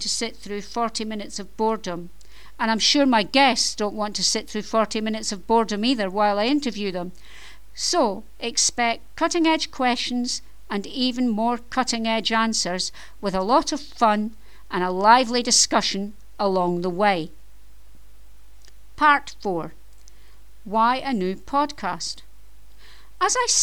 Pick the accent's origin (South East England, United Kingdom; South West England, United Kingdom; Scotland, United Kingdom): Scotland, United Kingdom; I am Scottish. You may have noticed from my accent, but hey, I live in Scotland and I'm Scottish